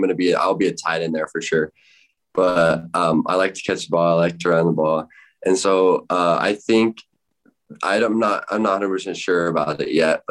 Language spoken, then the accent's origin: English; Rock Springs, Wyoming, United States; my hometown Rock Springs